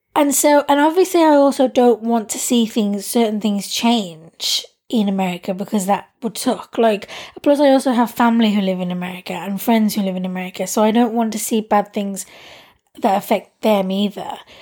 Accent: United Kingdom; being someone who's British and in Britain

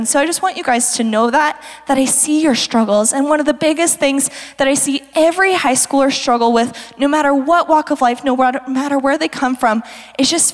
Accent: Fruita, Colorado, United States; I was from Fruita

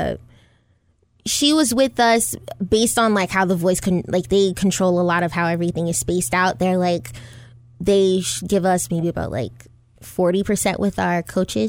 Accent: New York, United States; I'm from New York

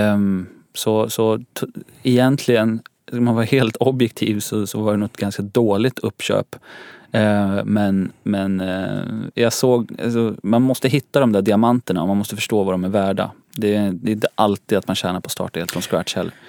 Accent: Nyköping, Södermanland, Sweden; now in Stockholm, Sweden; jag kommer från en stad som heter Nyköping, ungefär en timme söder om Stockholm.

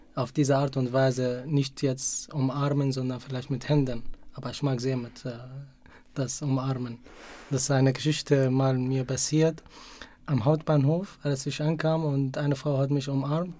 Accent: Syria; German is a second language; moved away as an adult; now in Munich, Germany; In Syrien musste ich jeden Tag entweder mit dem Bus oder mit einem kleinen Bus zur Universität fahren

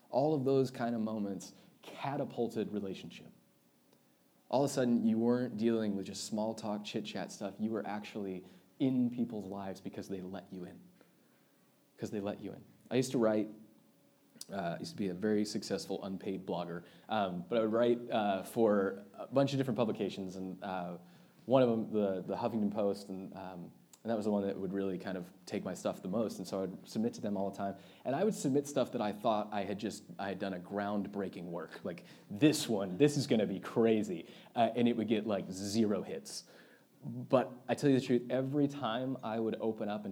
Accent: United States; especially as American Christians

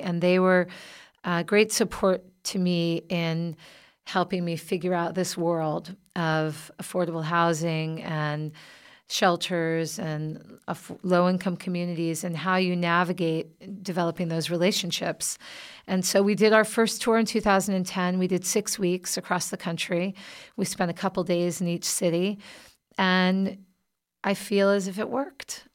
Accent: the South, United States; moved away; I'm originally from the South

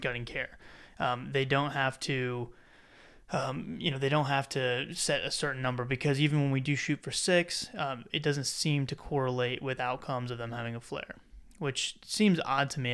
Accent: South Carolina, United States; I'm from South Carolina

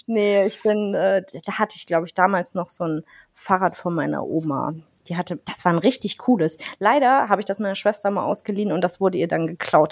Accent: Northern Germany, Germany; Ich bin Norddeutsche

